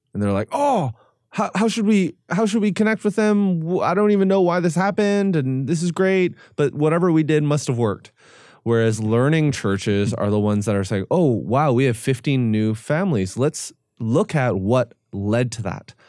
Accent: Canada; I'm Korean Canadian

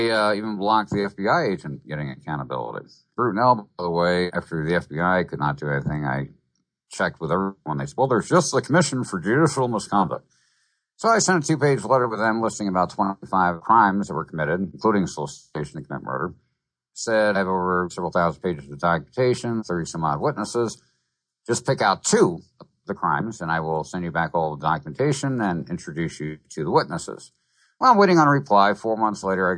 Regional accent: New Jersey, United States; I grew up in New Jersey

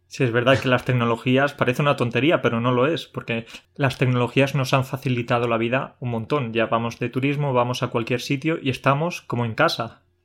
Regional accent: Andalusia, Spain; yo soy andaluz

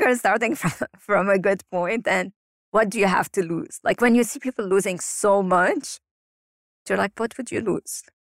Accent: Lebanon; moved away; growing up in Lebanon and living through wars and being displaced so many times

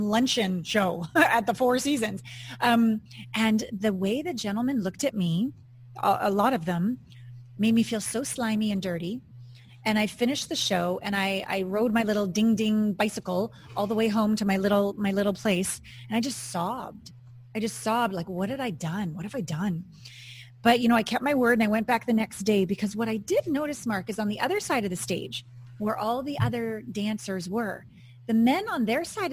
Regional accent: Kamloops, British Columbia, Canada; born or raised there; moved away as an adult; also born or lived in New Westminster, British Columbia / Los Angeles / Japan / New York City

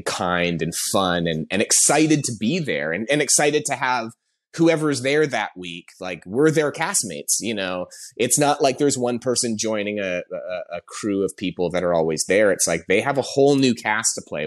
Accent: Canada; moved away as an adult; also born or lived in Toronto; now in Los Angeles, United States; I'm Canadian. I've been in LA for about 10 years now, but I came up working in Toronto

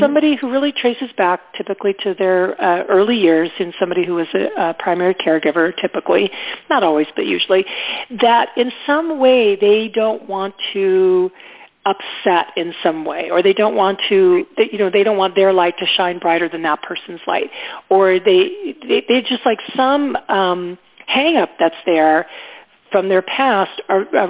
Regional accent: Tucson, Arizona, United States; moved away as an adult; I moved back home to my hometown of Tucson, Arizona.

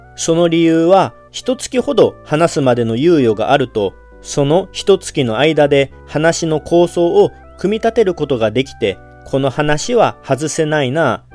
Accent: Kagawa, Japan; accent: Kagawa dialect; 香川の方言の言葉も結構独特なものもあって

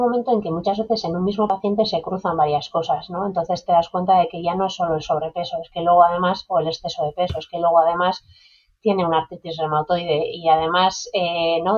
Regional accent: San Sebastián, Basque Country, Spain; moved away as an adult; now in Zarautz, Spain; soy una chica de, Donosti, ¿vale? Donosti de Pro, eh, aunque bueno, llevo ya 14 años viviendo en Zarauz

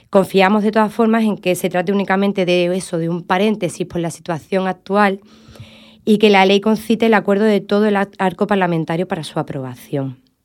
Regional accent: Andalusia, Spain; cómo somos los andaluces

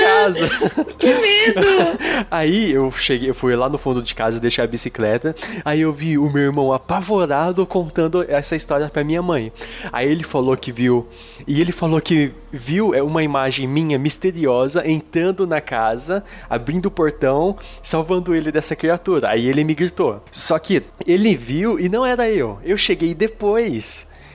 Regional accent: Araçatuba, São Paulo, Brazil; lá no interior, né? Como vocês sabem, eu sou de Aracatuba.

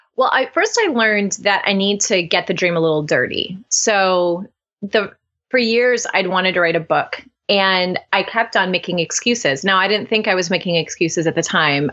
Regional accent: Cleveland, Ohio, United States; now in Oxford, United States; I'm born and raised in Ohio, very proud Midwestern girl. And I now live in Oxford, Ohio, uh, Southwest Ohio, though I'm originally from Cleveland

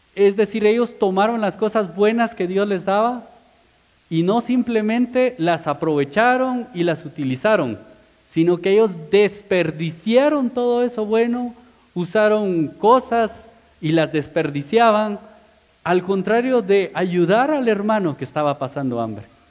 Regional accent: Guatemala; como buen chapín

